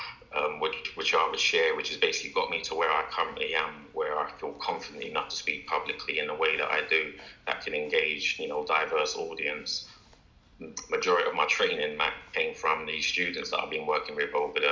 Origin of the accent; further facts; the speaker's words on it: London, United Kingdom; I'm born and bred in London